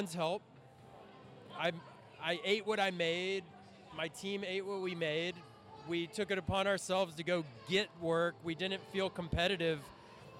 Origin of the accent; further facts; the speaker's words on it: Driftwood, Texas, United States; I'm from Driftwood, Texas